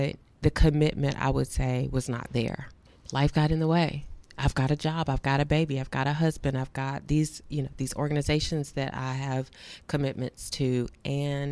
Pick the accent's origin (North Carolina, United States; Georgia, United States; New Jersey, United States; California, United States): North Carolina, United States; Durham; I'm from Durham, North Carolina.